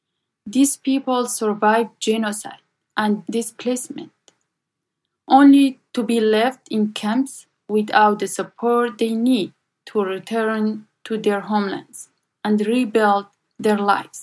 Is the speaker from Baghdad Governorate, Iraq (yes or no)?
no; Kojo, Nineveh, Iraq; moved away; I was born and raised in the small village of Kojo. It's south of Sinjar Mountain in northern Iraq